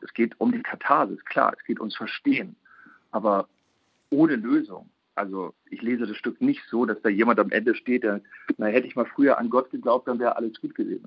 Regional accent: Germany; als Deutscher

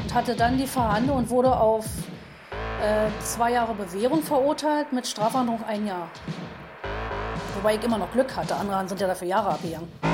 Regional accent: Berlin, Germany; Ich bin 1965 geboren und habe meine Jugend in Ostberlin erlebt

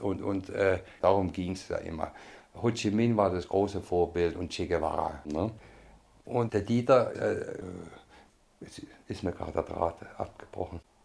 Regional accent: Stuttgart, Baden-Württemberg, Germany; moved away as an adult; also born or lived in Berlin; ich bin in Stuttgart geboren am Ende des Krieges 1944

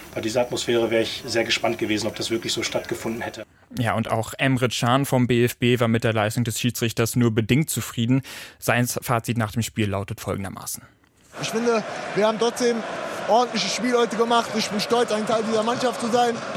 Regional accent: Germany; bei uns in Deutschland

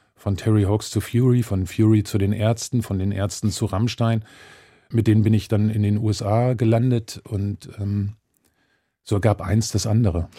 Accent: Germany; ich als Deutscher, als Weißer

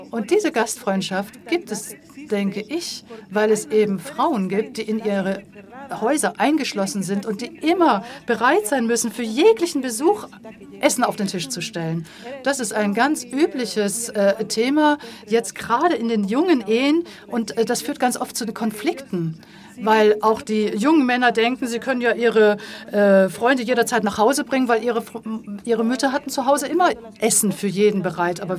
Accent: Morocco; wenn ich Leute kennenlernte und denen sagte, ich komme aus Marokko, dann heißt es, ach, wie schön, Marokko

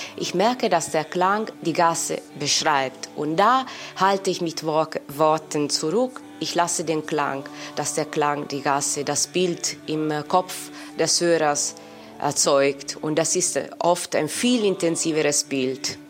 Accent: Italy; German is a second language; now in Germany; Also ich bin natürlich in Italien geboren, dort aufgewachsen

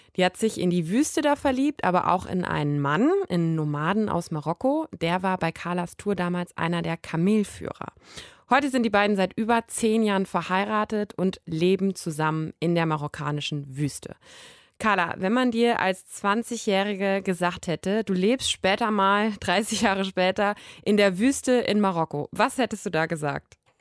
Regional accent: Germany; bei uns in Deutschland

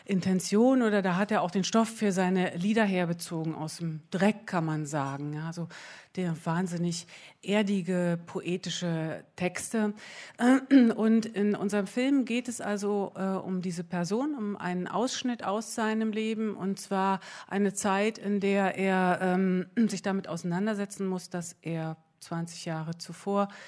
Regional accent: East Germany, Germany; wir sind ja ähm, wir sind ja in der DDR eher groß geworden mit Filmen, die, ähm, sagen wir mal, so osteuropäischer Herkunft waren.

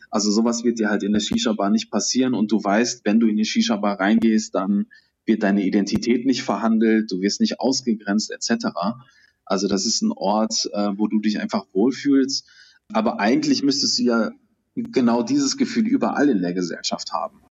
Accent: Duisburg, North Rhine-Westphalia, Germany; Ich bin im Duisburger Norden aufgewachsen

